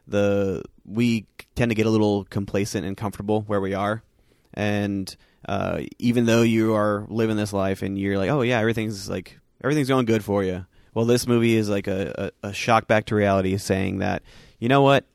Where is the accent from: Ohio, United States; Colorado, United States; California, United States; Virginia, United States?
California, United States; Southern; growing up in Southern California